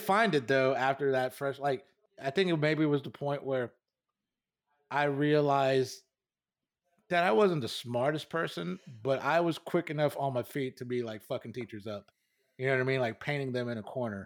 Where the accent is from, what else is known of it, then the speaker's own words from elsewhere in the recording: United States; as an American